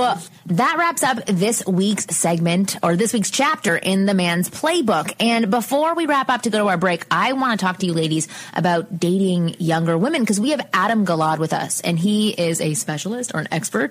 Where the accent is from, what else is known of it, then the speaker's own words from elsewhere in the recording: Canada; I'm from Canada